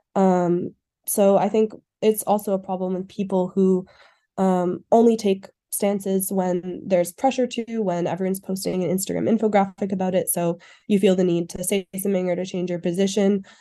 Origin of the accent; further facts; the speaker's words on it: Cambridge, Massachusetts, United States; moved away as an adult; now in Montreal, Canada; I'm from Cambridge, Massachusetts, and I'm currently living in Montreal, Quebec